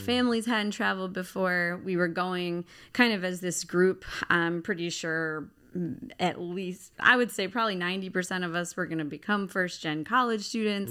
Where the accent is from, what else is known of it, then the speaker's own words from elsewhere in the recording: Baltimore, Maryland, United States; accent: Baltimore; I'm from Baltimore, Baltimore City